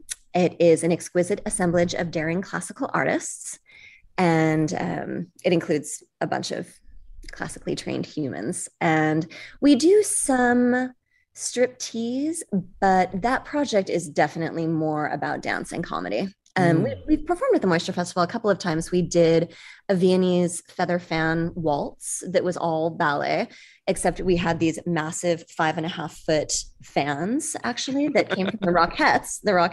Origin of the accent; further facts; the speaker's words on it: Los Angeles, California, United States; also born or lived in Detroit; No, I moved a ton. I was born in Detroit and I was raised in Los Angeles.